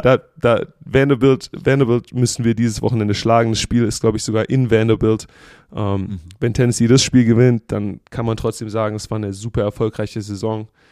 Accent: Germany; now in United States; wir als Deutsche

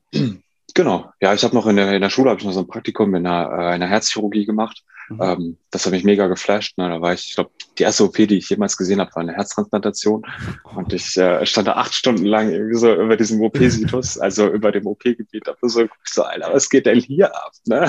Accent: Duisburg, North Rhine-Westphalia, Germany; moved away as an adult; also born or lived in Lübeck; ich komme ja aus Duisburg und äh, wollte dann aber auch nach dem Abi hier weg

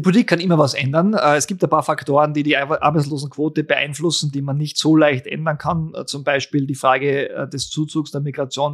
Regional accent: Austria; bei uns in Österreich

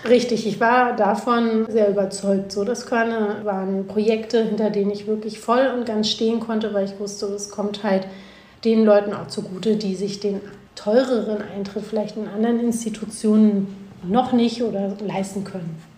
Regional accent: Berlin, Germany; Ich bin ja nun mal Berlinerin

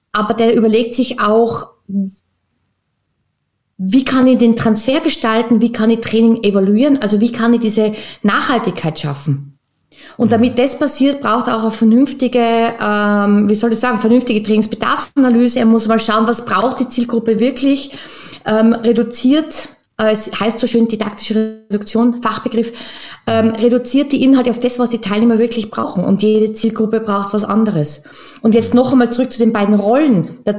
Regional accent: Tyrol, Austria; now in Vienna, Austria; Ja, tatsächlich bin ich gebürtige Österreicherin, ähm, ursprünglich aus Tirol und zwischen äh, mit Leidenschaft in Wien, beheimatet im wichtigsten Bezirk.

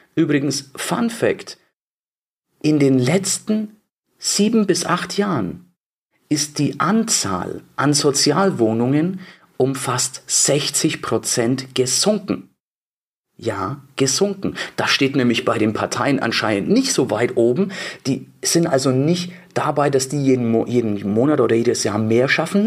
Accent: Bavaria, Germany; bei uns in Bayern

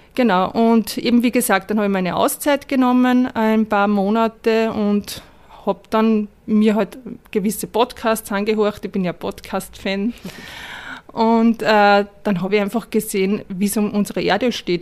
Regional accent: Upper Austria, Austria; ich bin in Oberösterreich geboren

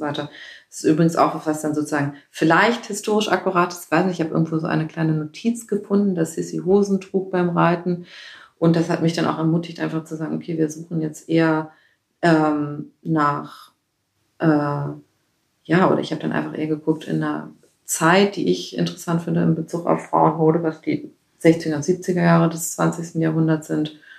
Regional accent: Northern Germany, Germany; Also ich komme aus Norddeutschland

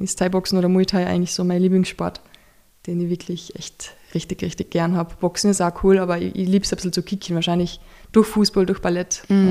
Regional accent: Carinthia, Austria; now in Vienna, Austria; bei uns im Dorf. Und bei uns in Kärnten

